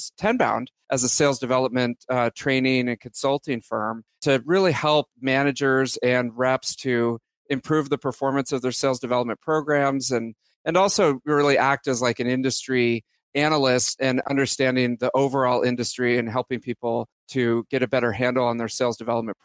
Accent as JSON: {"language": "English", "area": "Bay Area", "region": "California", "country": "United States", "tie": "born or raised there", "said": "born and raised in the Bay Area"}